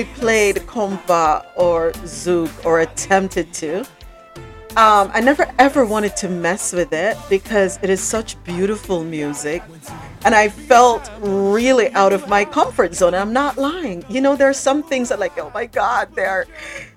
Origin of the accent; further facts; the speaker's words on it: Jamaica; now in South Florida, United States; I'm Jamaican